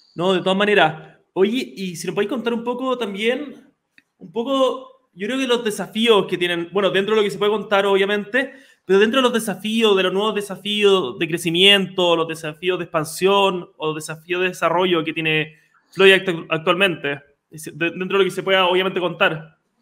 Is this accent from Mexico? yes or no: no; Chile; Somos un país de 18 millones de habitantes, pero ya como chilenos